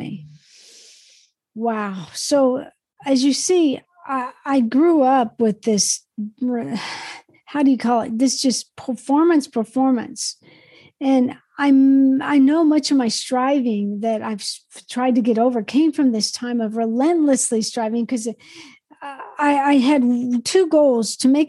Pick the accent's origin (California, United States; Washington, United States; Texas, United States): Washington, United States; Spokane; also born or lived in Yakima, Washington; when we moved from Yakima to Spokane, one of my main things that my dad was looking for was a home on the golf course or near the golf course.